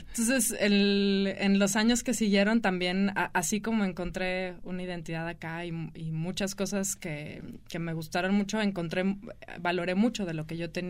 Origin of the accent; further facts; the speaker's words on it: Aguascalientes, Mexico; moved away; also born or lived in Guadalajara; Bueno, yo no soy de aquí, yo soy de Aguascalientes.